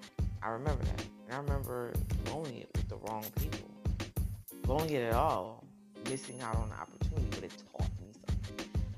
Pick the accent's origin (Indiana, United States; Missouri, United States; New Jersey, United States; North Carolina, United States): New Jersey, United States; born there; I didn't know that I was born in North New Jersey. I didn't know I was adopted.